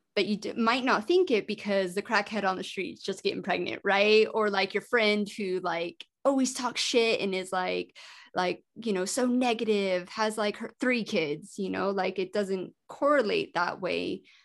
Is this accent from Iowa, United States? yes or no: no; Colorado, United States; I was born in Colorado